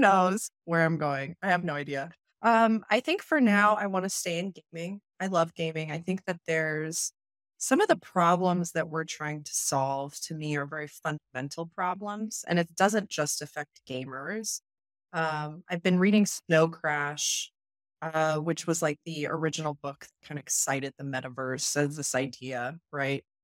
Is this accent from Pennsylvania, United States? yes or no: no; Las Vegas, Nevada, United States; I come from Vegas